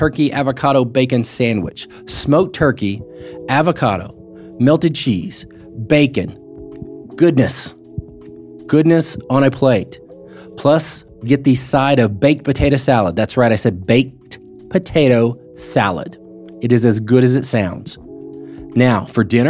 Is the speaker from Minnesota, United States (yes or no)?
no; Muskogee, Oklahoma, United States; also born or lived in Wisconsin / Alabama / Louisiana; now in Norman, United States; I like being from there. Muskogee's got a lot of things that are going on right now, and I grew up there.